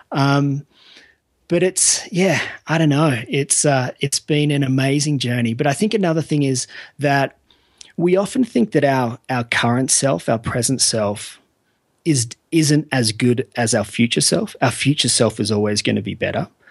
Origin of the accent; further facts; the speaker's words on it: Australia; I'm from Australia